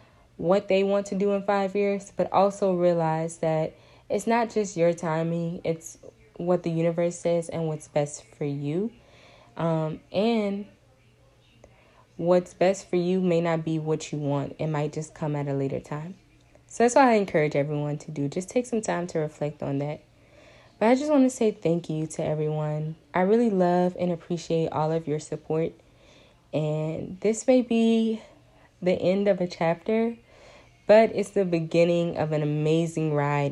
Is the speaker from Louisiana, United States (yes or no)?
yes; Lafayette, Louisiana, United States; I'm from Lafayette, Louisiana, and UL was not my first choice, if I'm being honest. You know, it's my hometown.